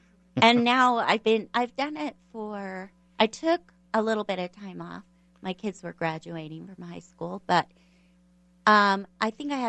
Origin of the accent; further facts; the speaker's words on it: United States; Because we're American